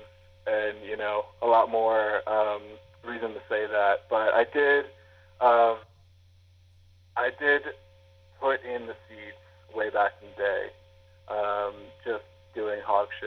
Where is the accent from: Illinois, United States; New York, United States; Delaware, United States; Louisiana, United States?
Louisiana, United States; moved away; also born or lived in Edinburgh, United Kingdom; I am actually originally from Louisiana